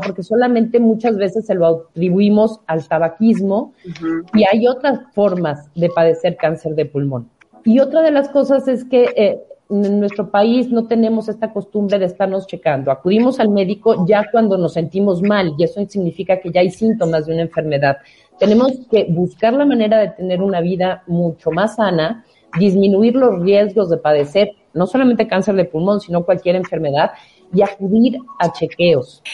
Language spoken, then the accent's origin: Spanish; Mexico; nuestro país